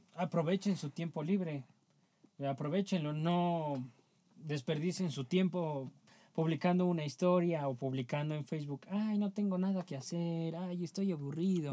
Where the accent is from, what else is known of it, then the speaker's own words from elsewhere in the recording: Mexico; somos mexicanos